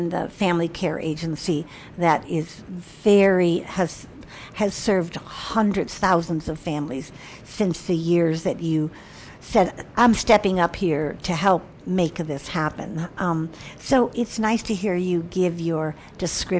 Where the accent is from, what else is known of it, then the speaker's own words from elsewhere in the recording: Chicago, Illinois, United States; moved away as an adult; I come from Chicago